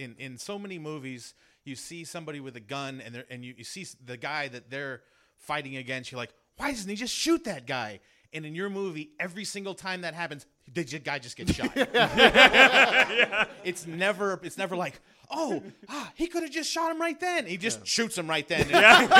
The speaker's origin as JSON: {"language": "English", "town": "Los Angeles", "region": "California", "country": "United States", "said": "I'm not from Hawaii, but I'm from San Pedro."}